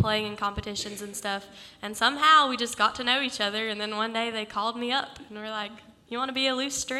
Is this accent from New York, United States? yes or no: no; Elkin, North Carolina, United States; And I'm actually from down the mountain from them. I'm from Elkin, North Carolina. So I'm the oddball.